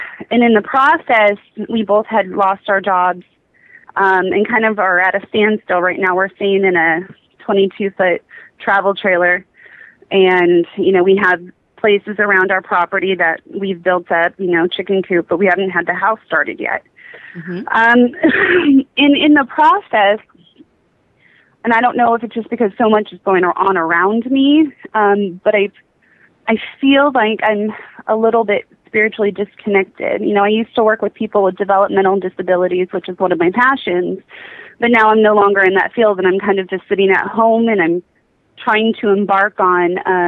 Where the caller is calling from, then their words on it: Oklahoma, United States; I'm calling from Oklahoma.